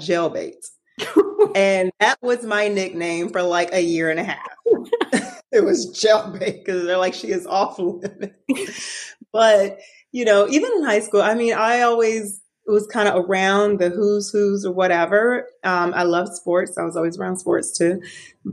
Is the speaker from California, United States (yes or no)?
no; Atlanta, Georgia, United States; I grew up here in Atlanta for the most part